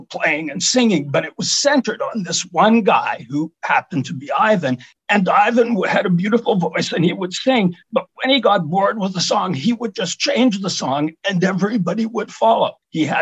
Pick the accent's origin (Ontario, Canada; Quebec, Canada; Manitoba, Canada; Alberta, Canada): Quebec, Canada; Montreal; I grew up in Montreal at a time when kids couldn't go to movies